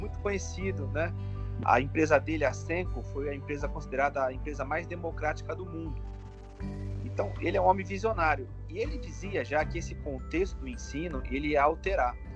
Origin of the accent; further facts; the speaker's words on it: Duque de Caxias, Rio de Janeiro, Brazil; eu sou aqui do Rio de Janeiro, da região de Duque de Caxias, Baixada Fluminense.